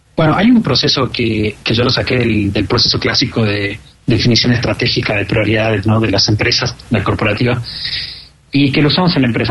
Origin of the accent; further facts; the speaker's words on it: Argentina; como argentino